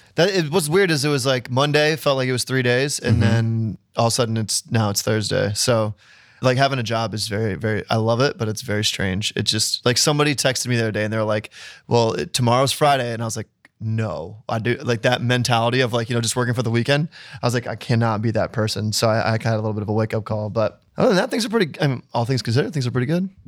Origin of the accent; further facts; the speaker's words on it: Ohio, United States; moved away; also born or lived in California; I was the guy from Ohio that lived in California